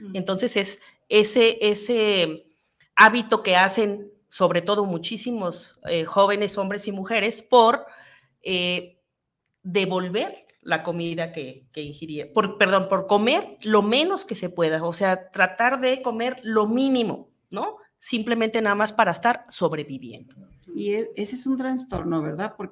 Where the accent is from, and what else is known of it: Mexico